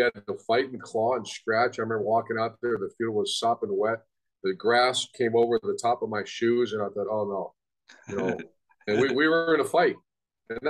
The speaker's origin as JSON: {"language": "English", "region": "Ohio", "country": "United States", "tie": "born or raised there", "said": "I was from Ohio"}